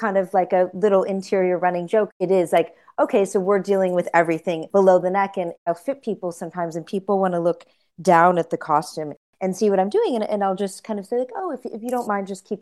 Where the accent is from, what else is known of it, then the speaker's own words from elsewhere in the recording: middle America, Midwest, United States; we used to love to go to the flea markets in my hometown